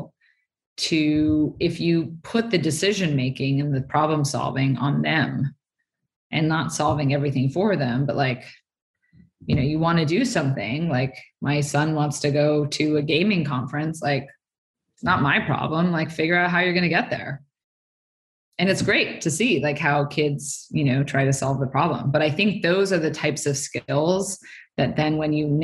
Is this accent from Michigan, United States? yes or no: no; Stanford, California, United States; I grew up on Stanford campus